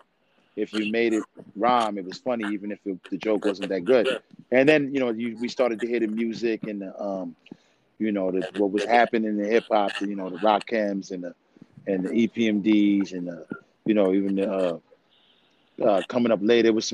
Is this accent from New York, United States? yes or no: yes; New York City, New York, United States; also born or lived in U.S. Virgin Islands / Brooklyn; I was born in the Virgin Islands, but about 3 years old, I was in New York City.